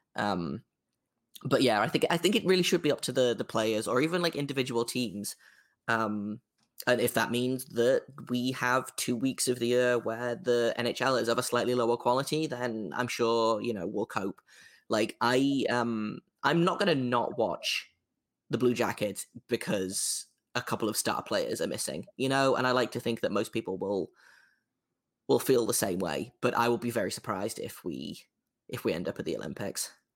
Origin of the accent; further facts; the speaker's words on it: England, United Kingdom; an English person, as a, as a British person